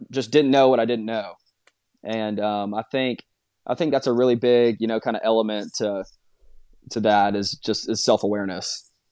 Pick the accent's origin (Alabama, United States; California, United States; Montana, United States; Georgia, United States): Alabama, United States; Birmingham; moved away as an adult; I'm from Birmingham. Dad played at Alabama.